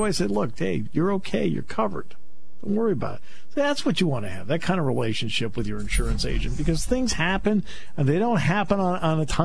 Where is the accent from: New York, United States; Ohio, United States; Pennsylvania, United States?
Pennsylvania, United States; State College; I'm just from State College.